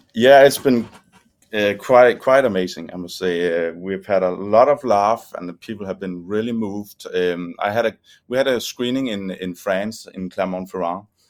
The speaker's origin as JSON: {"language": "English", "country": "Denmark", "said": "we're from Denmark"}